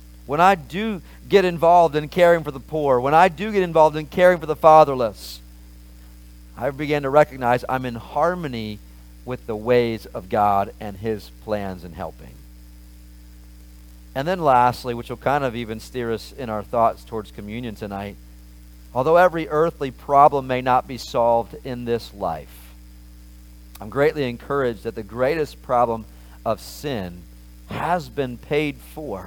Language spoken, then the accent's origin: English; Maryland, United States; I grew up in Maryland and in America